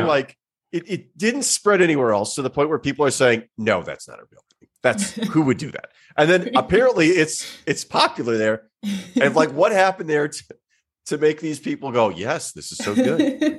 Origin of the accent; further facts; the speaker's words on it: Midwest, United States; I'm from the Midwest.